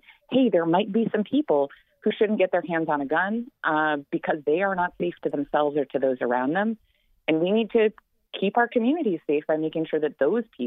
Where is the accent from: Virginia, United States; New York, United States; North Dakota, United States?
New York, United States; Western; I grew up in Western New York